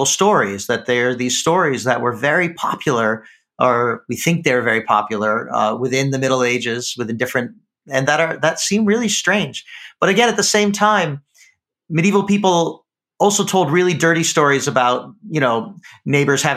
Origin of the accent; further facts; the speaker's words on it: United States; also born or lived in Leeds; as an American teenager